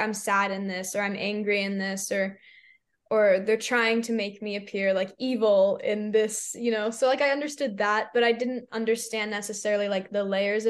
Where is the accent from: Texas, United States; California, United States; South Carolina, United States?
Texas, United States; I'm from Texas